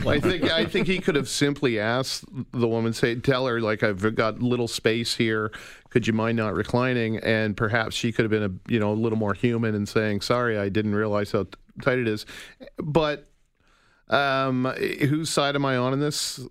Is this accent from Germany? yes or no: no; Calgary, Alberta, Canada; I'm from Calgary. I grew up in Calgary